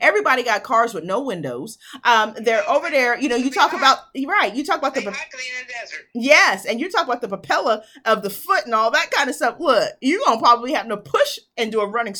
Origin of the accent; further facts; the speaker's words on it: United States; moved away; I'm originally from New York